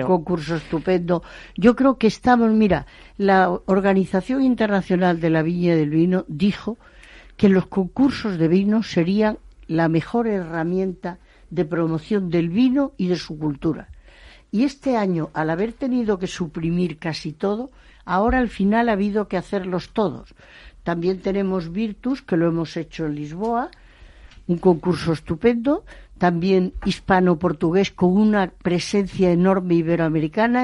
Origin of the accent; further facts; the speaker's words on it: Spain; yo me siento muy orgullosa como española